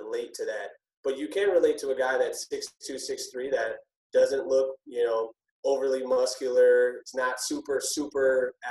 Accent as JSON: {"language": "English", "town": "Minneapolis", "region": "Minnesota", "country": "United States", "tie": "born or raised there", "said": "So I grew up here in Minneapolis, Minnesota, high school and whatnot"}